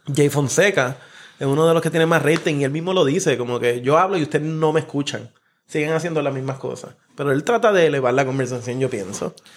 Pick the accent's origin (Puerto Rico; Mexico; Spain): Puerto Rico; nuestra vida como puertorriqueños